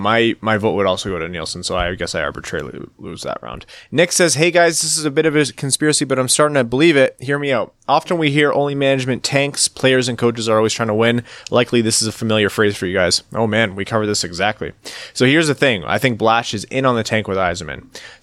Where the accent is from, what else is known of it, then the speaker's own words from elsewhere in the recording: Windsor, Ontario, Canada; We're going to go, we're going to a tournament by Windsor this weekend. That's my hometown.